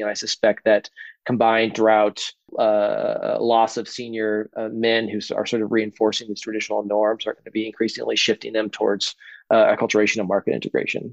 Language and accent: English; Boise, Idaho, United States; moved away; I grew up in Idaho